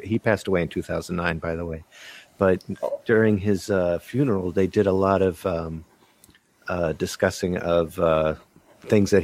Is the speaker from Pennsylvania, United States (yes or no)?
no; Arlington, Virginia, United States; I was born in Arlington, Virginia